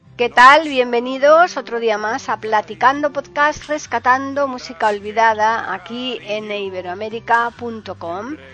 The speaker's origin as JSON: {"language": "Spanish", "town": "Seville", "region": "Andalusia", "country": "Spain", "said": "yo soy eh, sevillana"}